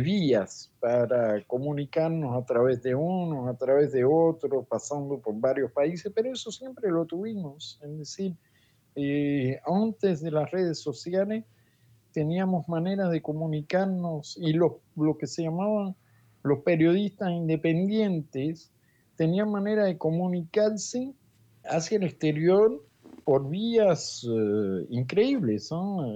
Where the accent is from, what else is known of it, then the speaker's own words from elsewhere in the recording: Cuba; now in Paris, France; en mi país